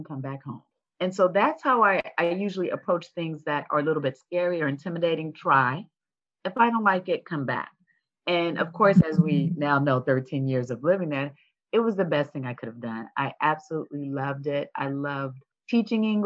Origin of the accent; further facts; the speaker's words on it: California, United States; moved away as an adult; also born or lived in Washington, D.C. / Japan; I was born and raised in California